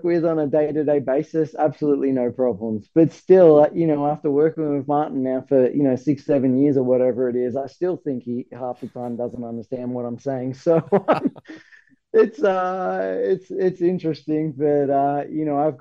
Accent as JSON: {"language": "English", "country": "Australia", "moved": "as an adult", "lives_now": "United States", "said": "I'm from Australia"}